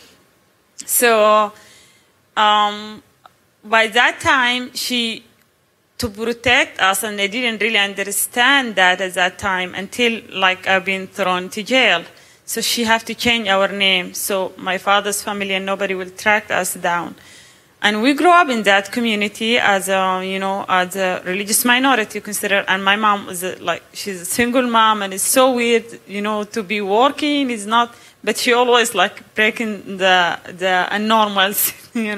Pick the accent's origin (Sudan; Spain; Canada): Sudan; moved away; I'm originally from Sudan, it's Islamic country.